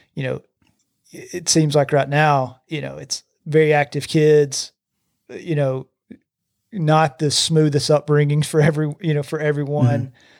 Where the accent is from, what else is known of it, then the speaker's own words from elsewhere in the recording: Gardendale, Alabama, United States; I grew up in Gardendale